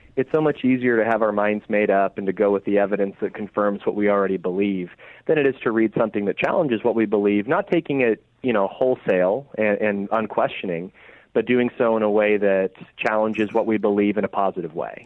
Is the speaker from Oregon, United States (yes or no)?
yes; Oregon, United States; I'm from Oregon, so I'm an Oregon Ducks fan